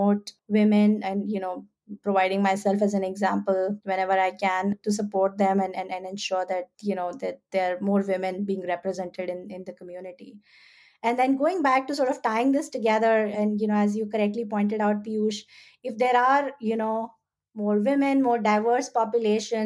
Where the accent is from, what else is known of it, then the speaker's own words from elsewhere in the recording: India; moved away as an adult; now in United States; I'm an immigrant myself. I grew up in India.